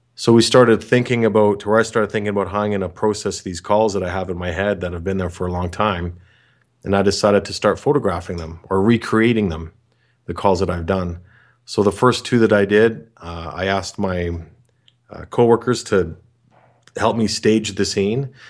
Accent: Canada; I'm from Canada

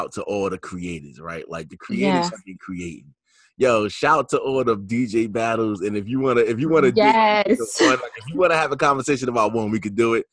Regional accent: New York, United States; I'm from New York

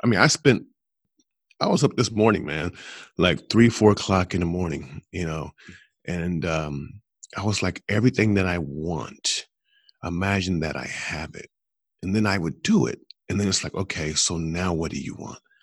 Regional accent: Columbus, Ohio, United States; Columbus, which is my hometown

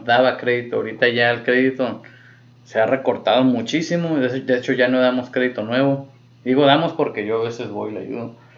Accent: Mexico; uno como mexicano.

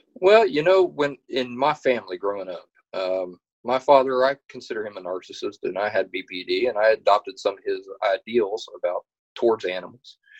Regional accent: Appalachia, United States; also born or lived in West Virginia / Kentucky; I'm from the I'm from Appalachia

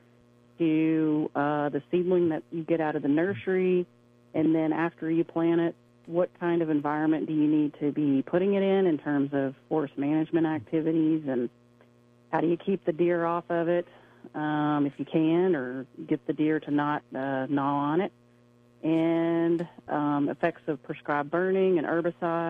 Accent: Chattanooga, Tennessee, United States; also born or lived in Knoxville, Tennessee / Oklahoma; I'm actually from Tennessee, from the Chattanooga area. Grew up around there

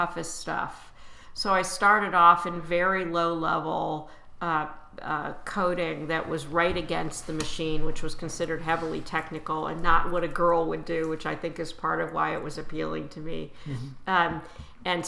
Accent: Chicago, Illinois, United States; moved away; also born or lived in Washington, D.C. area / New York; when I was growing up in Chicago, I lived near the Art Institute

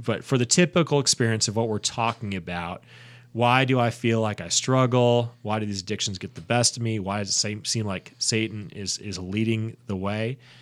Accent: United States; as an American

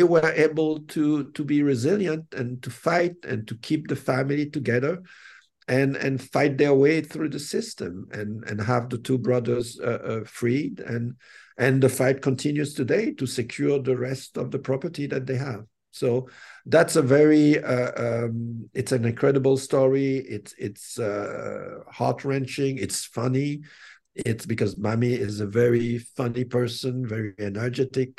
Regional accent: Haiti; I come from Haiti

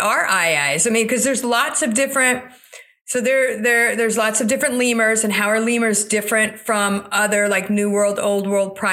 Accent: South Florida, United States; I grew up mostly in South Florida after my family moved to this country

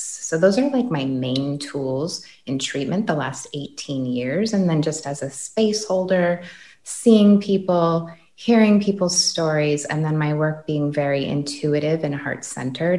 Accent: Green Bay, Wisconsin, United States; this was in Green Bay, Wisconsin.

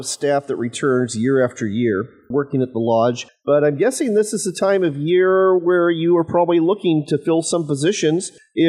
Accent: Washington, United States; my home state of Washington

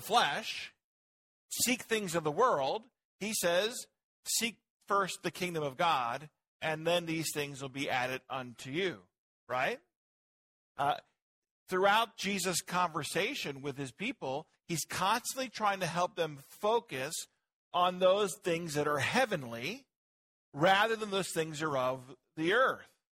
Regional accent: United States; now in Virginia, United States; I'm an American

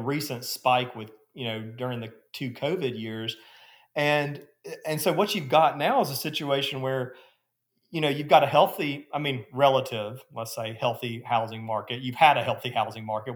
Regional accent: Gadsden, Alabama, United States; now in Birmingham, United States; I'm from Gadsden originally

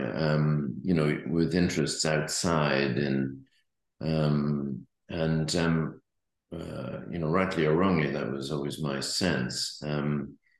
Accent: Ireland; being Irish

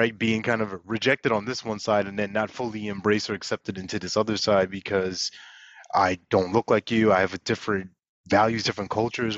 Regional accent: Long Island, New York, United States; also born or lived in Brooklyn; I grew up in New York, in Long Island specifically

